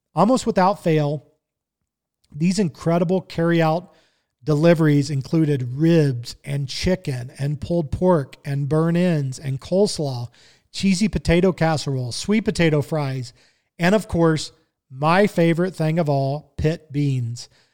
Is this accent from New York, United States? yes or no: no; Kansas City, Missouri, United States; growing up in Kansas City